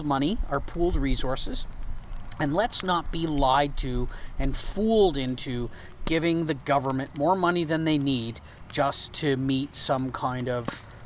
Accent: Canada; as a Canadian, I don't know why, and as a French Canadian

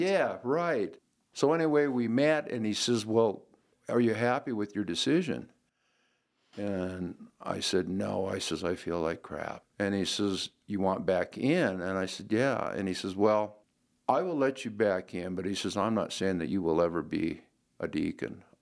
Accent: Glendive, Montana, United States; moved away; also born or lived in Western South Dakota; I'm originally from Glendive, Montana.

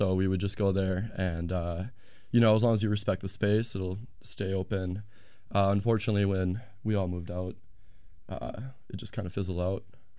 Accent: Fredonia, Wisconsin, United States; I actually grew up about 15 minutes outside of West Bend in a little town called Fredonia.

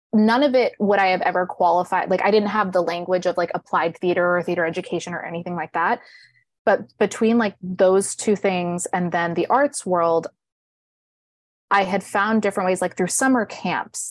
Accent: Riverside, California, United States; moved away as an adult; now in New York, United States; I grew up in Riverside, California.

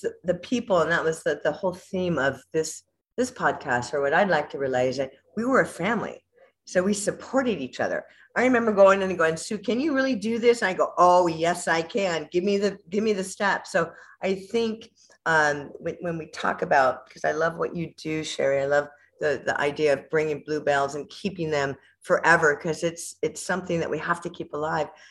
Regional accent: Whittier, California, United States; I grew up in a, a place called Whittier, California, um, which Southern California

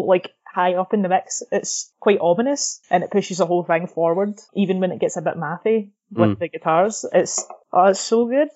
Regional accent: Scotland, United Kingdom; we can both say this because we're Scottish

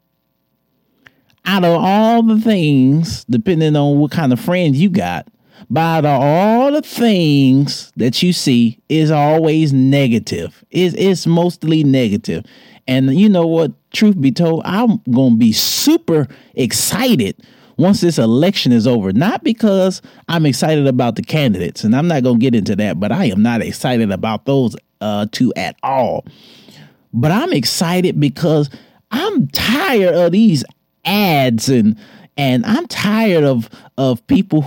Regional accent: Detroit, Michigan, United States; moved away; Shout out to my hometown. Shout out to the D

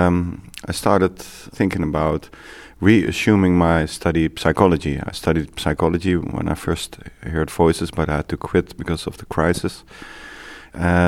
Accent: Netherlands; I'm from the Netherlands.

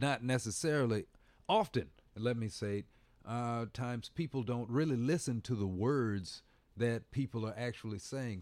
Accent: Bloomington, Indiana, United States; moved away; also born or lived in Washington, D.C.; I'm from Indiana

